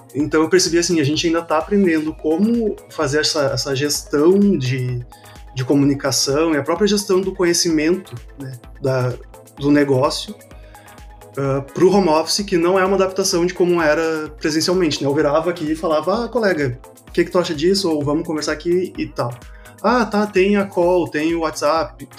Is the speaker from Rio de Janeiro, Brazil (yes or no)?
no; Porto Alegre, Rio Grande do Sul, Brazil; mesmo estando em Porto Alegre, sou de Porto Alegre